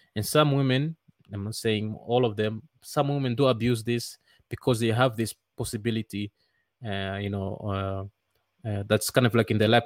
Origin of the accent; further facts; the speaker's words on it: Netherlands; moved away as an adult; now in Rwanda; I grew up in the Netherlands